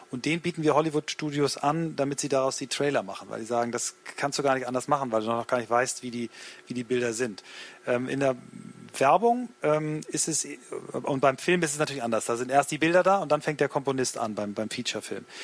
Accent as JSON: {"language": "German", "town": "Hanover", "region": "Lower Saxony", "country": "Germany", "said": "als Hannoveraner weiß ich das, dann zieht es einen nach Berlin oder woanders hin"}